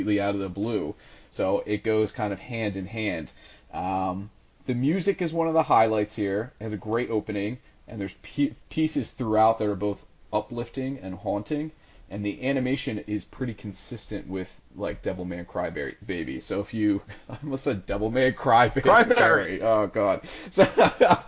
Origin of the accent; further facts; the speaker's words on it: United States; as an American